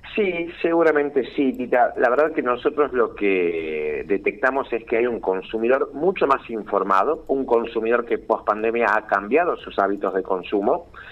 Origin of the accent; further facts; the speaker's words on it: San Miguel de Tucumán, Tucumán, Argentina; Soy de Tucumán y trabajo coordinando desde aquí todo el país